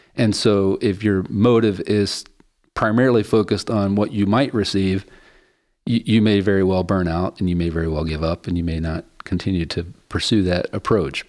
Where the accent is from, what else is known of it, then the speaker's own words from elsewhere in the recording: West Virginia, United States; moved away as an adult; also born or lived in Chicago; I grew up in Appalachia poverty in West Virginia